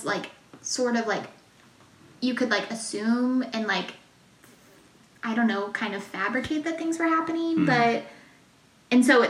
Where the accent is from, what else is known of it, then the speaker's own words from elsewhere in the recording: Oklahoma, United States; When I was growing up in Oklahoma